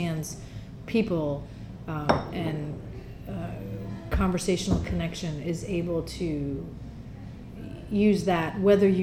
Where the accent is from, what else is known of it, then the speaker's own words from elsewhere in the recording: New Jersey, United States; someone who was actually born and raised in New Jersey